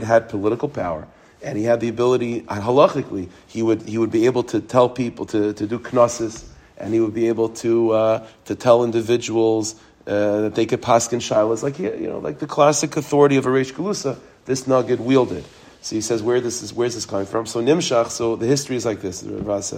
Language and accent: English; United States; We're American